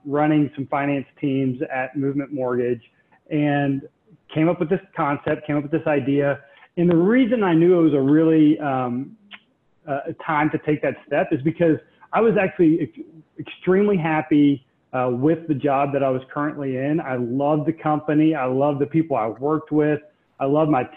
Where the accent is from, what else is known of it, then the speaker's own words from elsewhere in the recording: Charlotte, North Carolina, United States; I grew up here in Charlotte